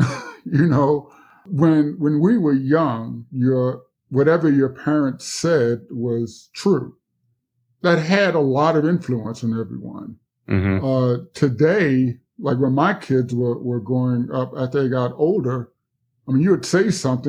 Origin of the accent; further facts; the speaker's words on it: Mississippi, United States; And I guess also growing up on the Mississippi Gulf Coast, the fight for civil rights was really my everyday experience.